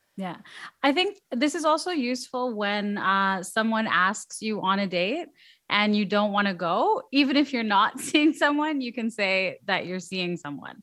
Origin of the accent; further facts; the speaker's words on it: Canada; I'm Canadian